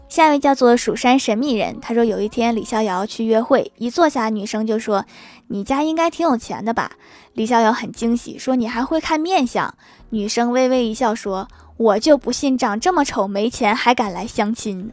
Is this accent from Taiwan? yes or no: no; Northeast China, China; 虽然我也是东北的，但是我们这儿一般不用盆吃饭的